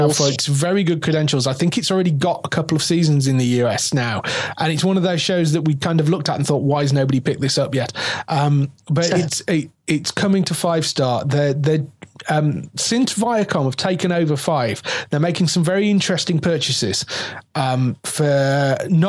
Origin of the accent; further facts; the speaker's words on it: England, United Kingdom; we're English.